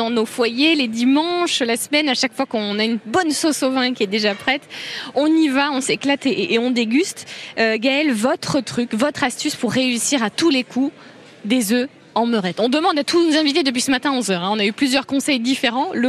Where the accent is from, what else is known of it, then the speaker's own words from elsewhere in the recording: Noidan, Bourgogne-Franche-Comté, France; De Noidan, un petit village euh, près de Pouilly-en-Auxois.